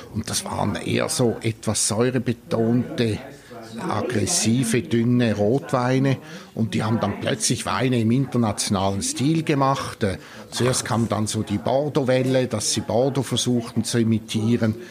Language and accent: German; Switzerland; bei uns in der Schweiz